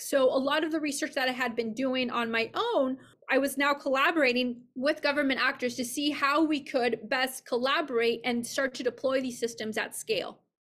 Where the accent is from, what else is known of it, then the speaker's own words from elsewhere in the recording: Mexico City, Mexico; moved away as an adult; also born or lived in Santa Barbara, California / Boston; I grew up in Mexico City